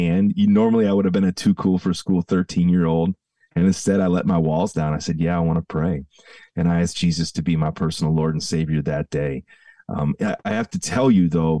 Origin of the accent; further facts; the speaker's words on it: Downers Grove, Illinois, United States; I grew up in the Chicago suburbs, and my dad and mom pastored at the same church for 38 years. So my entire childhood was spent in the front row of the same church on Hobson Road. in Downers Grove, Illinois